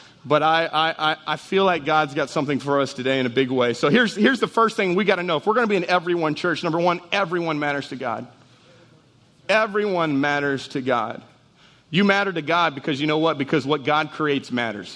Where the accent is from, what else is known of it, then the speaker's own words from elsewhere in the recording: Jennings, Louisiana, United States; I'm from Jennings